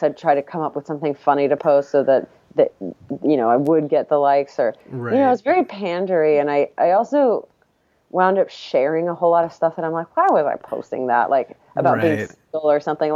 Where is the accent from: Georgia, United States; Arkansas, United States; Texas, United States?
Texas, United States; I'm from Texas